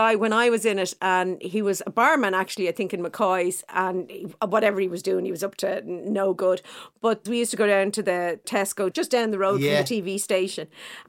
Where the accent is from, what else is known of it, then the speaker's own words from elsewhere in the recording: Dublin, County Dublin, Ireland; well, I'm from Clontarf.